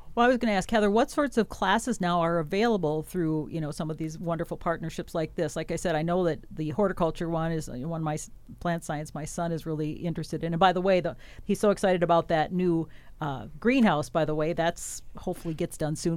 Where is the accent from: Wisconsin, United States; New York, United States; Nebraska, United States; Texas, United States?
Wisconsin, United States; moved away; I'm from Wisconsin, a big dairy farm there